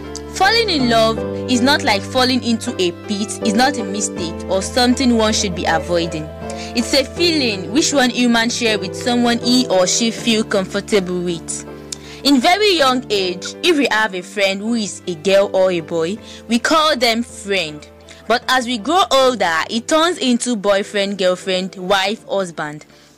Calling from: Lagos, Nigeria; I'm speaking right from Lagos.

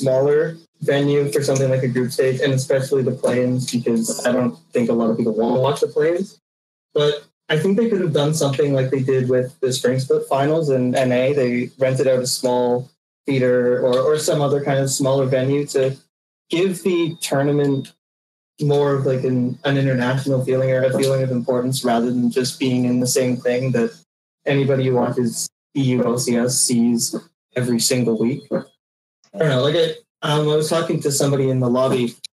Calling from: Toronto, Ontario, Canada; I'm calling from Toronto, Ontario.

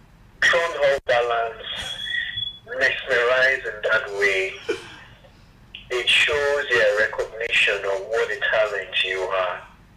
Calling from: Lagos, Nigeria; I'm calling from Yaba.

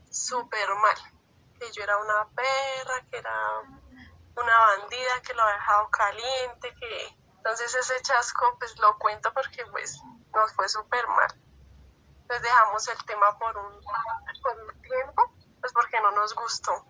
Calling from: Chía, Cundinamarca, Colombia; Nosotros somos de Chía

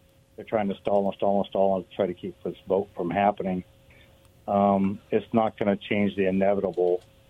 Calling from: Richmond, United States; from Richmond.

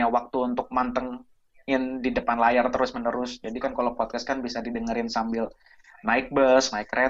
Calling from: England, United Kingdom; cuman gue nggak di Jakarta, uh, eh, gue dari Inggris.

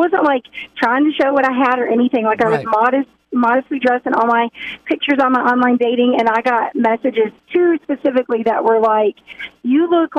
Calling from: Rogers, Arkansas, United States; Good morning. It's Dana calling from Rogers this morning.

